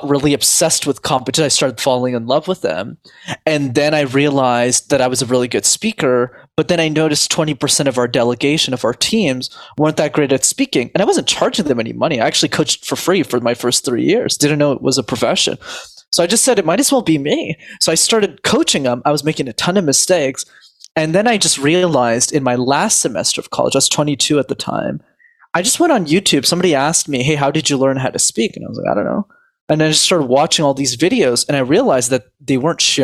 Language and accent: English; Montreal, Quebec, Canada; I grew up in Montreal, which is a city where you need to know how to speak French, and I didn't know the language.